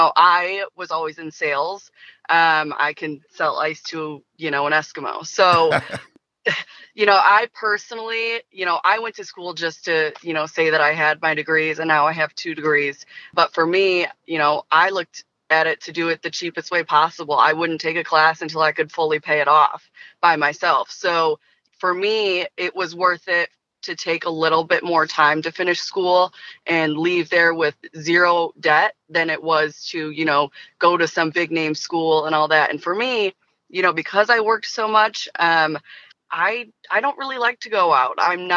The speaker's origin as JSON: {"language": "English", "town": "Detroit", "region": "Michigan", "country": "United States", "said": "Listen, buddy, I'm from Detroit. I know what it's like to lose."}